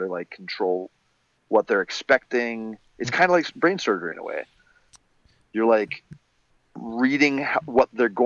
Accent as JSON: {"language": "English", "town": "Rockwall", "region": "Texas", "country": "United States", "tie": "born or raised there", "also_born_or_lived": "Montreal, Canada", "said": "when I was 8, we moved to like the smallest county in Texas. It's called Rockwall"}